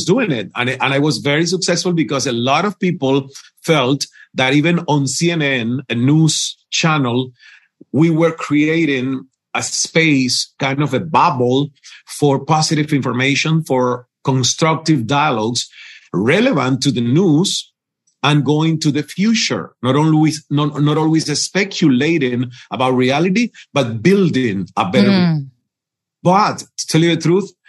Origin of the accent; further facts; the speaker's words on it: Cuba; first language Spanish; English is a second language; moved away as an adult; also born or lived in Toronto, Canada; I learned English when I was already 29 and I got from Cuba to Toronto.